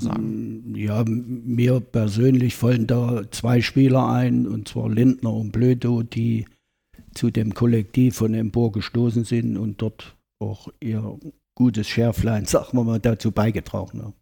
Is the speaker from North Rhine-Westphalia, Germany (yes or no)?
no; Ilmenau, Thuringia, Germany; Ich bin gebürtiger Ilmenauer, 1948 geboren